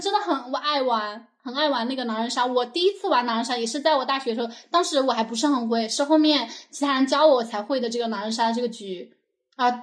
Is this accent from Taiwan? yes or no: no; Meishan, Sichuan, China; 我老家是眉山的嘛